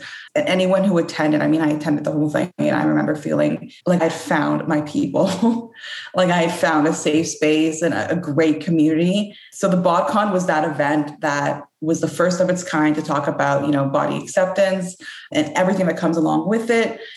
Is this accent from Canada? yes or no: yes; Canada; I was born and raised in Canada